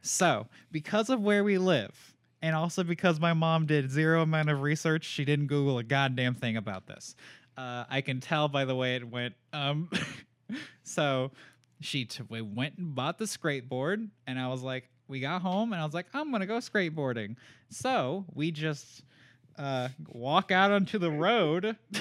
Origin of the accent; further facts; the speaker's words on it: Raleigh, North Carolina, United States; I am from Raleigh, North Carolina